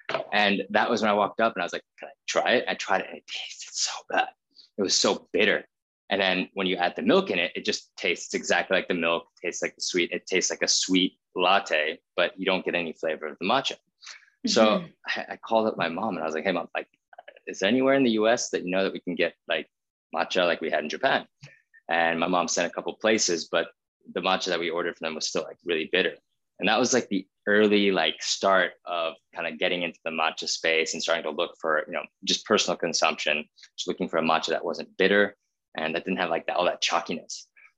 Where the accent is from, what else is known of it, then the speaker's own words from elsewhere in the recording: India; I grew up in India. My brother was born there. My parents were very nomadic.